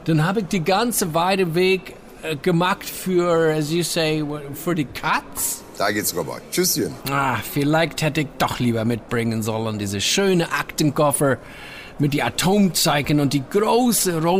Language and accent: German; Wilmington, Delaware, United States; German is a second language; Ich komme aus den USA, genau to be exact uh, aus Wilmington, Delaware.